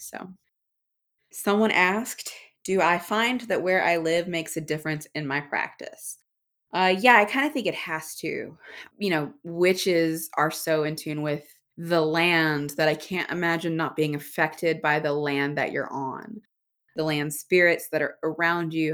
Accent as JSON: {"language": "English", "region": "Alabama", "country": "United States", "tie": "born or raised there", "said": "I was born and raised in Alabama"}